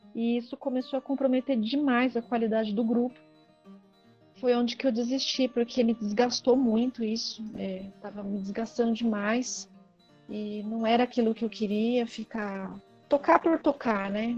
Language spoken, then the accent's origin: Portuguese; São Paulo, Brazil; eu nasci em São Paulo, né, na capital